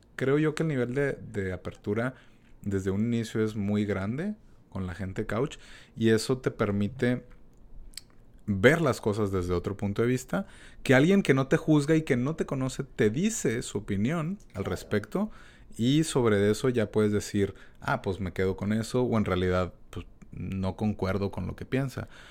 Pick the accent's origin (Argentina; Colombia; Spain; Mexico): Mexico; uno como mexicano